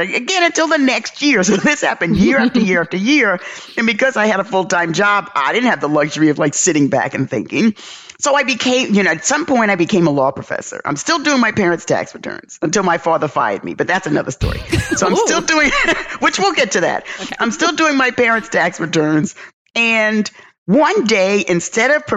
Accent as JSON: {"language": "English", "town": "New York City", "region": "New York", "country": "United States", "tie": "born or raised there", "moved": "as an adult", "lives_now": "Atlanta, United States", "said": "growing up in the South Bronx, experiencing racism, observing racism"}